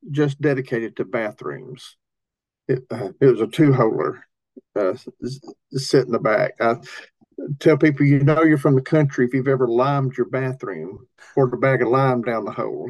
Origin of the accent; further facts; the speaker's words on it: Tennessee, United States; I grew up in Tennessee. I, I grew up uh, where Appalachia meets Southern culture. Those are two different cultures. Uh, I'm Appalachian